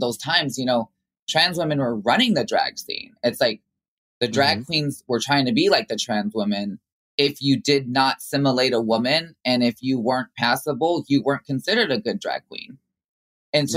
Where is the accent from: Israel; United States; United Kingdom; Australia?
United States; Chicago, Illinois; growing up in the Latin community in Chicago